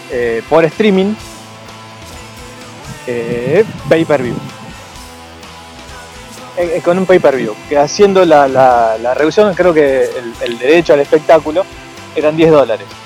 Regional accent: Argentina; yo no sé por qué somos argentinos, tenemos que extinguir, qué sé yo.

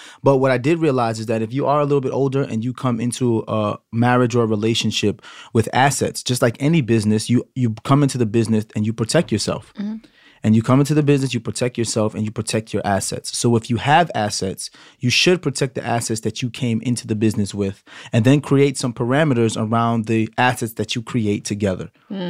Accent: Brooklyn, New York, United States; Yes, of course, everybody knows we're from Brooklyn, so we got a show in Brooklyn.

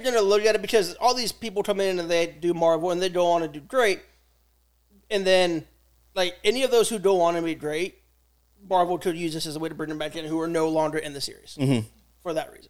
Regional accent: United States; I'm an American

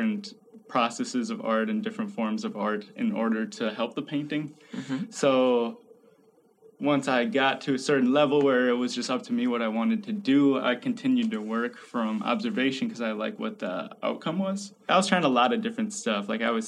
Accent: Chippewa Falls, Wisconsin, United States; I grew up in Chippewa Falls in a family of five kids

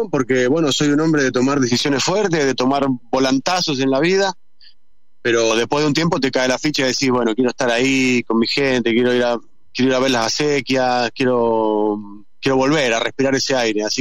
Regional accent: Argentina; Y eso me pone muy contento porque en Argentina no es así. Entonces, eh, así como, como, como metálico argentino, digo que bueno, loco, porque al final … y esa gente hicieron escuela acá.

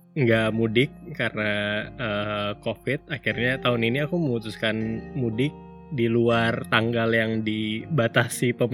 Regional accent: Sanggau, West Kalimantan, Indonesia; now in Bandung, Indonesia; Karena dulu aku pindahnya itu dari Kalimantan Barat, kota kecil pula ya dari Sanggau aku selalu takut kalau misalnya aku pindah lagi ke kota besar ke Bandung

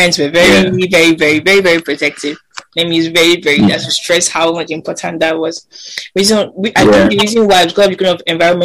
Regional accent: Kaduna, Kaduna State, Nigeria; I grew up in Kandarawa

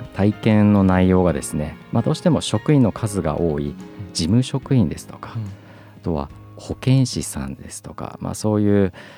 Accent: Sendai, Miyagi, Japan; 卒業と同時にですね地元の仙台市役所に入庁しました

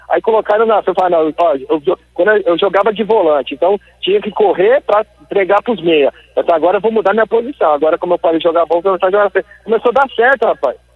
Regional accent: São Paulo, Brazil; born there; also born or lived in Londrina; Eu falo como londrinense, eu nasci em São Paulo, eu falo que eu sou londrinense.

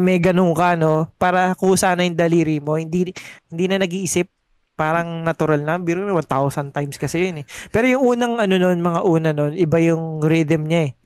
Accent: Las Piñas, Metro Manila, Philippines; taga Las Piñas ako.

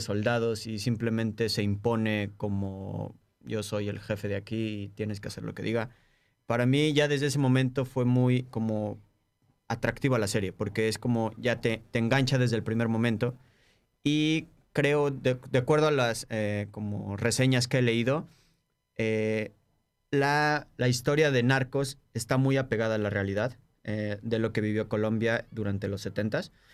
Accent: Mexico; moved away; como mexicano

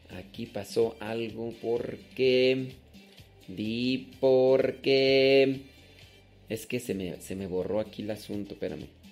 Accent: Guanajuato, Mexico; los que somos de Guanajuato

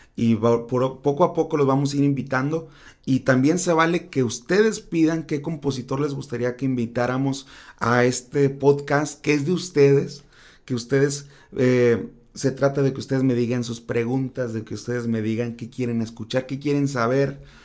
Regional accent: Tacámbaro, Michoacán, Mexico; now in Mazatlán, Mexico; soy originario de Tecámbaro, Michoacán, pero actualmente radico en Mazatlán, Sinaloa

